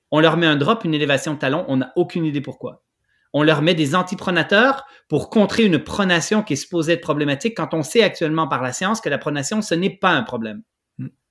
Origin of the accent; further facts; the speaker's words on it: Switzerland; now in Quebec, Canada; je suis originaire de la Suisse, donc je connaissais un peu le coin